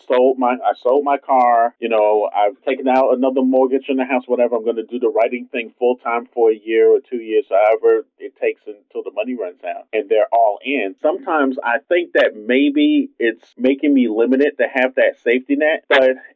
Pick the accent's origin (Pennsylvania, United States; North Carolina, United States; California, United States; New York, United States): New York, United States; New York City; a kid growing up in Brooklyn in the 70s